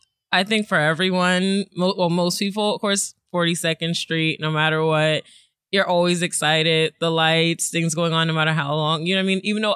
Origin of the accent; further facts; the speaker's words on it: Florida, United States; born there; now in Brooklyn, United States; Well, I was born in Florida. I live in Brooklyn. I'm an Army brat.